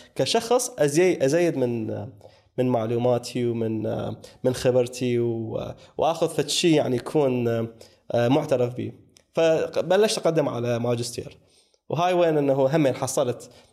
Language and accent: Arabic; Iraq; انا ك كعراقي